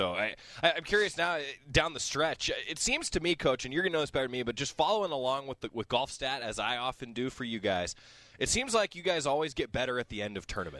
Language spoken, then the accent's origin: English; Santa Cruz, California, United States; I grew up in Santa Cruz.